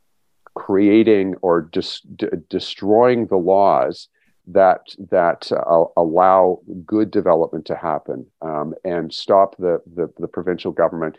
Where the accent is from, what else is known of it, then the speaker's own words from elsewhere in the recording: Waterloo, Ontario, Canada; moved away; Waterloo's my hometown, so I get back there fairly regularly